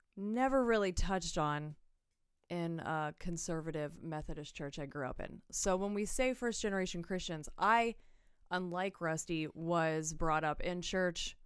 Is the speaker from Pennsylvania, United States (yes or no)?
yes; Pennsylvania, United States; I was born and raised here